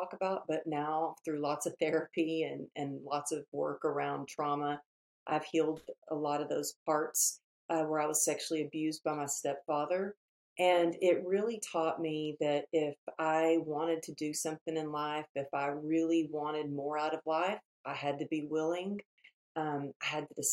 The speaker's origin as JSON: {"language": "English", "region": "Texas", "country": "United States", "moved": "yes", "lives_now": "Los Angeles, United States", "said": "I'm out here in LA, but obviously you can maybe tell a little bit by my accent. I'm originally from Texas"}